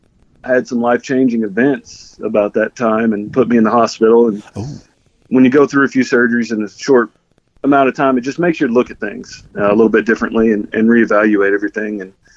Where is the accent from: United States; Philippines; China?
United States; Arkansas; mainly just to be home in Arkansas. It's you start missing home after a while.